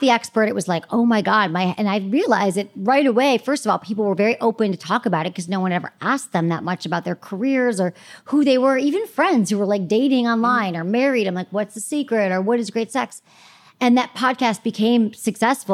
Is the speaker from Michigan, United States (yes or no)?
yes; Michigan, United States; moved away as an adult; also born or lived in San Francisco; I grew up in Michigan